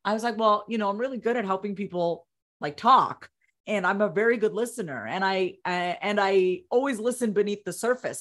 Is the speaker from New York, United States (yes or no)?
yes; Long Island, New York, United States; also born or lived in Coney Island, New York; I was born, uh, in Coney Island, New York. I was raised on Long Island, New York.